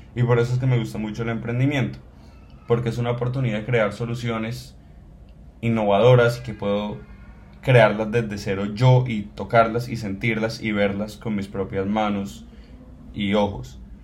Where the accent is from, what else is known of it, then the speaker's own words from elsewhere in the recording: Cali, Valle del Cauca, Colombia; soy colombiano, soy caleño